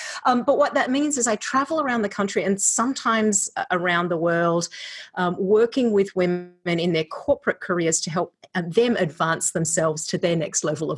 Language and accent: English; Australia; also born or lived in California; now in Iowa, United States; I am an Australian living in Iowa via California. So if you're wondering about the accent, it's Australifony Iowan.